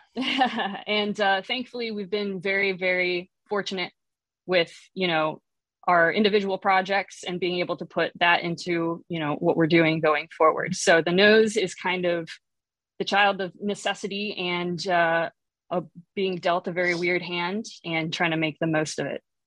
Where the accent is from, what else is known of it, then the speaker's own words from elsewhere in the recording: Chicago, Illinois, United States; I'm from Chicago area originally